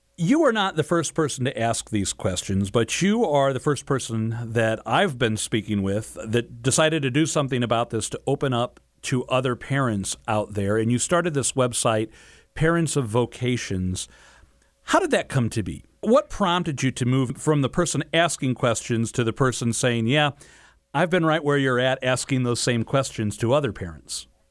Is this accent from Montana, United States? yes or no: no; St. Louis, Missouri, United States; we grew up in Saint Louis. We still live in Saint Louis